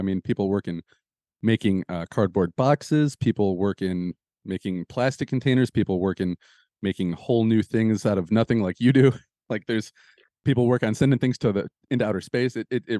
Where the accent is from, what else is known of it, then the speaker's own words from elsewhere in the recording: Michigan, United States; Well, and to point out to people that aren't from Michigan like you and I are